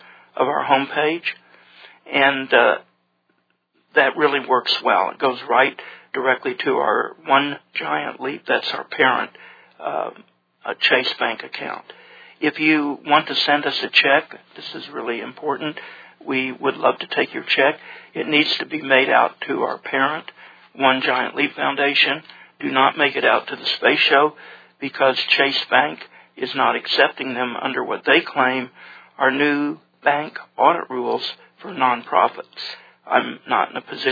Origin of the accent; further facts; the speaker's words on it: Tulsa, Oklahoma, United States; in Tulsa, my hometown